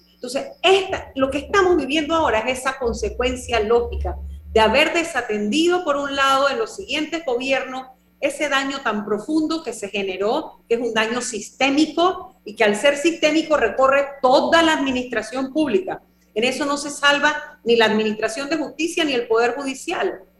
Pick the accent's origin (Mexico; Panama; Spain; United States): Panama; una sociedad como la panameña, que nosotros, bueno, el comercio es lo nuestro